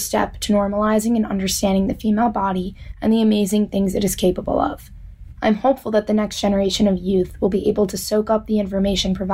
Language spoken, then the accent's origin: English; New York, United States; I'm from New York